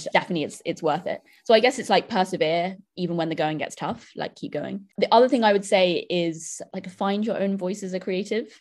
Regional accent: London, United Kingdom; I grew up in London

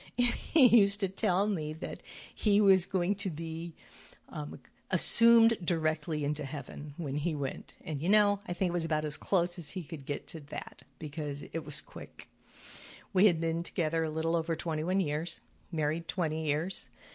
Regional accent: California, United States; moved away as an adult; When I lived in California, which I still consider my home, I was raised in California.

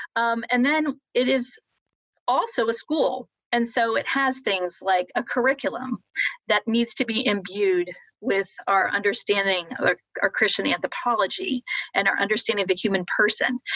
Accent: Columbus, Ohio, United States; moved away as an adult; now in South Bend, United States; I'm originally from Columbus, Ohio

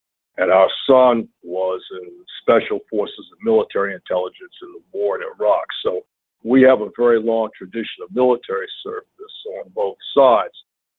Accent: the South, United States; It just so happens I grew up in the South, in Alabama, Georgia, and North Carolina as a child

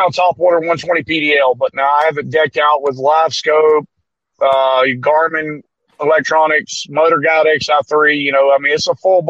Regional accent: Alabama, United States; I'm from Alabama.

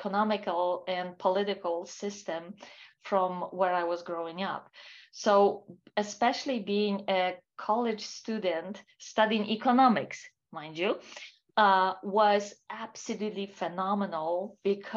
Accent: Warsaw, Masovian Voivodeship, Poland; moved away as an adult; I was born and raised in Poland. Most of my life I spent in Warsaw, which is a capital city for Poland.

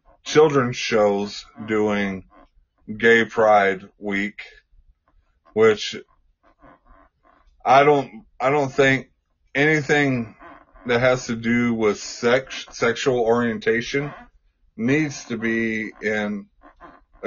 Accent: Texas, United States; I grew up in Texas

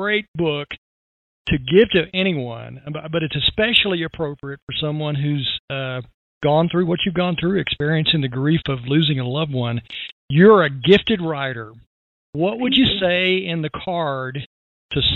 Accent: Texas, United States; I grew up in Texas

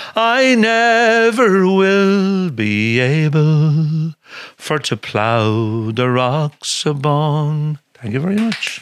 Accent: Leinster, Ireland; growing up in Laois

